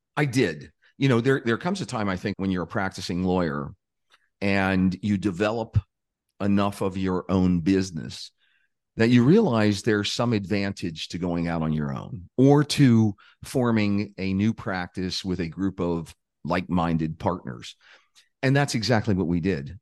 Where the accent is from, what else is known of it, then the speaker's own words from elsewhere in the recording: Pittsburgh, Pennsylvania, United States; I grew up in a, uh, a lower income working class neighborhood just outside of Pittsburgh, Pennsylvania